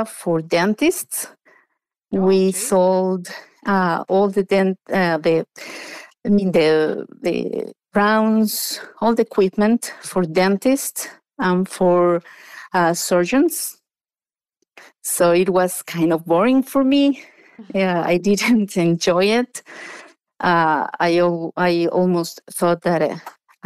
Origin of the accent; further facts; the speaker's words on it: Mexico City, Mexico; moved away as an adult; now in United States; So I was born and raised in Mexico. I was raised in a suburban area of Mexico City.